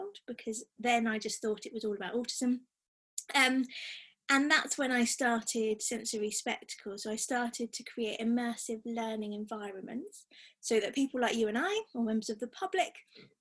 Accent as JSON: {"language": "English", "area": "Devon", "region": "South West England", "country": "United Kingdom", "also_born_or_lived": "London", "moved": "as an adult", "lives_now": "Sheffield, United Kingdom", "said": "I'm originally from Devon"}